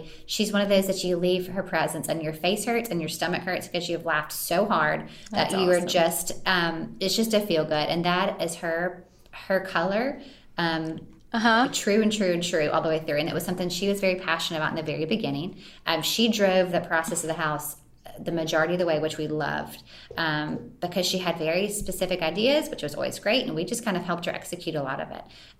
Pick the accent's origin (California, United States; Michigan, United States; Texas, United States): California, United States; Santa Monica; born there; I was born in Santa Monica. My mom lived in California.